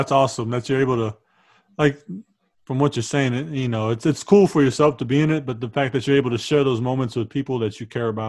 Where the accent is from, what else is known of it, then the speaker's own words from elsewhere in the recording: San Antonio, Texas, United States; We grew up on the South, and so on the South side of town.